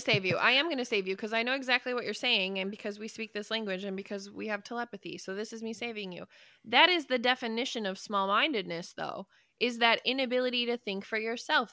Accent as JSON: {"language": "English", "country": "United States", "said": "I love being an American. I love this country"}